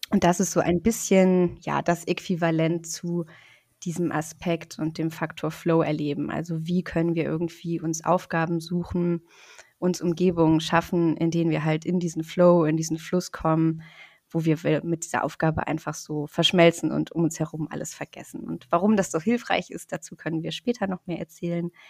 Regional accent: Rostock, Mecklenburg-Vorpommern, Germany; Ich komme aus Rostock, also aus Deutschland, ähm, von der Ostseeküste.

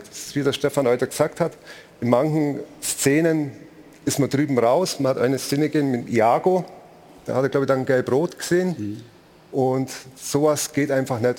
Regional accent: Augsburg, Bavaria, Germany; als gebürtiger Augsburger

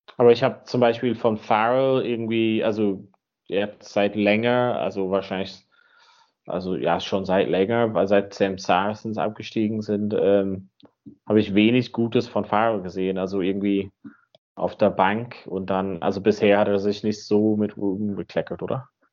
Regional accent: Donegal, Ulster, Ireland; moved away; In Donegal, da wo ich herkomme, am Nordwesten

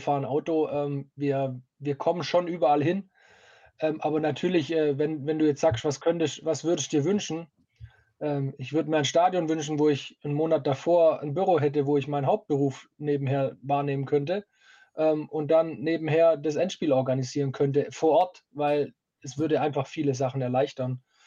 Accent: Stuttgart, Baden-Württemberg, Germany; ich komme aus Stuttgart

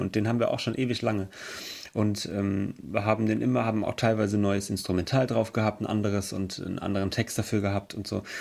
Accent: Emmelshausen, Rhineland-Palatinate, Germany; Wir kommen aus Emmelshausen. Das ist im Hunsrück

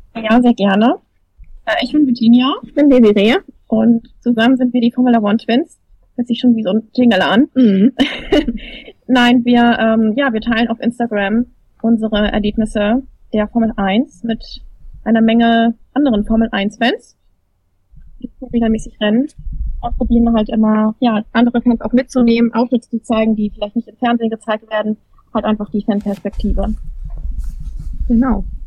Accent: Germany; für uns als Deutsche

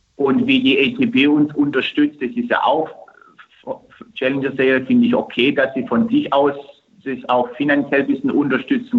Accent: Turkey; now in Germany; Gerade in meiner Heimat und ich glaube jetzt mal in Istanbul

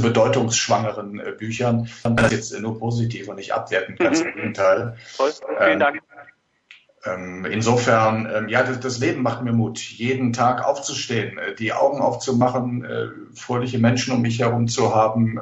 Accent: area beyond Mettmann from Düsseldorf, North Rhine-Westphalia, Germany; im beschaulichen Mettmann-Metzkausen, also genau zwischen meiner Heimat und Düsseldorf gelegen

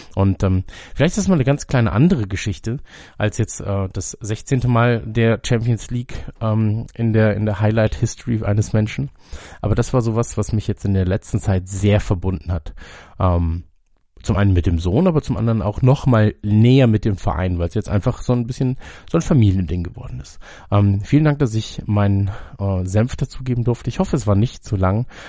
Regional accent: Munich, Bavaria, Germany; In ähm, München, in meiner Heimatstadt

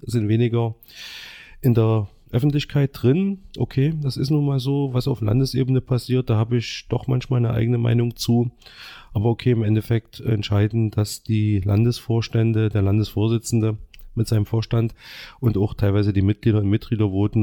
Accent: Gera, Thuringia, Germany; also ich bin im Ostviertel aufgewachsen, in der Ostschule

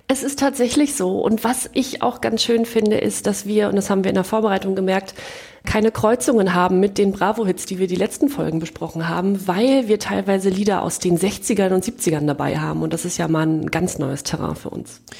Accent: East Germany, Germany; als Ostdeutsche

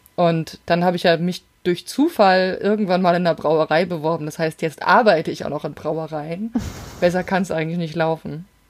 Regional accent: Rhine-Main area, Germany; ich komme ja aus dem Rhein-Main-Gebiet

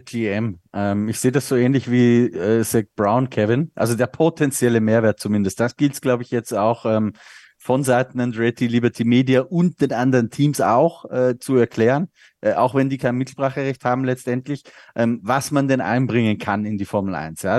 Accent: Austria; der Österreich Grand Prix in meiner Heimat

